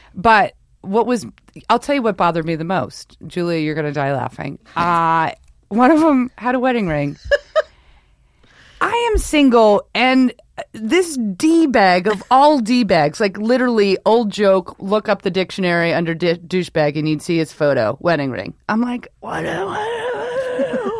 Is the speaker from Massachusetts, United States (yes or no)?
no; New York, United States; moved away; also born or lived in Rhode Island; I'm from New York, so you're born and raised to hate everything